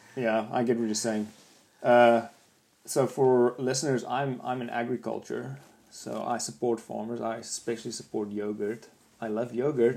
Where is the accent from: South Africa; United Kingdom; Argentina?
South Africa; now in New Zealand; I'm from South Africa